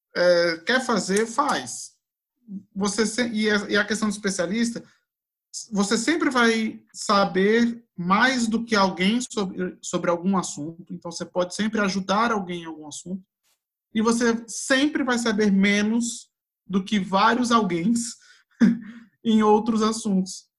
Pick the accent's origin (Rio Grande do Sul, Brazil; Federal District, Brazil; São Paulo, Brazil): Federal District, Brazil; Brasília; Eu vivi, eu sou de Brasília, eu né, nasci aqui